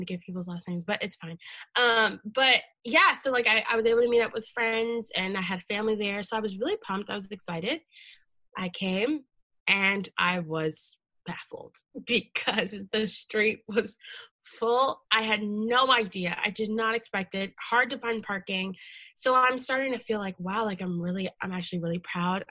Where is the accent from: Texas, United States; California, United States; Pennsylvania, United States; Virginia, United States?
Virginia, United States; Leesburg; I grew up in in Loudoun County in Leesburg